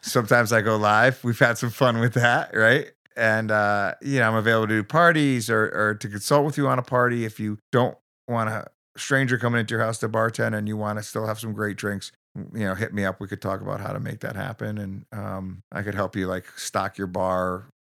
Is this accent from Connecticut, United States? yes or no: yes; Bridgeport, Connecticut, United States; also born or lived in New Jersey; now in Newtown, United States; I grew up in Bridgeport.